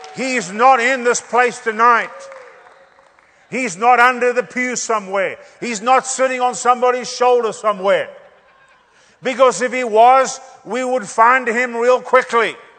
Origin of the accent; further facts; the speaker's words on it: South Africa; growing up in Pentecost, we saw some great moves of God. I mean, we, we had some ministers that, that would come through our churches we had in South Africa